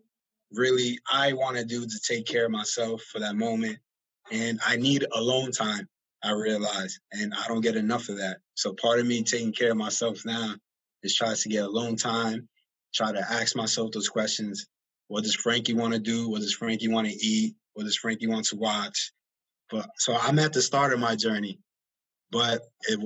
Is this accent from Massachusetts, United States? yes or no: yes; Worcester, Massachusetts, United States; I grew up on Belmont Street, the little Hooper Projects that's there, which is next to Green Hill Park